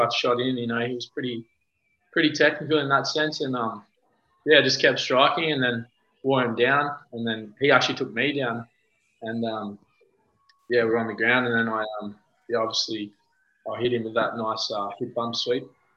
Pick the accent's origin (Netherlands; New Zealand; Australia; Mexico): Australia; Launceston, Tasmania; I grew up in Tassie, Launceston, Tasmania